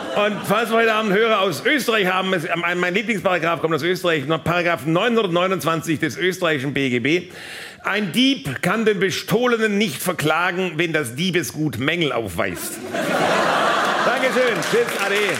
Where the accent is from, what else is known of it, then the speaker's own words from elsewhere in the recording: Baden-Württemberg, Germany; in meiner Heimat beim Finanzgericht Baden-Württemberg.